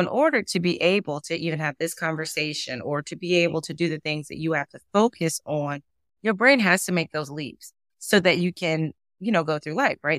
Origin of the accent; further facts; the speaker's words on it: Durham, North Carolina, United States; moved away; I'm originally from Durham, North Carolina